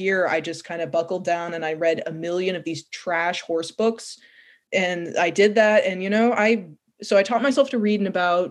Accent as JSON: {"language": "English", "region": "California", "country": "United States", "tie": "born there", "also_born_or_lived": "New York", "said": "So I was born in California, and I started kindergarten in New York at a Waldorf school."}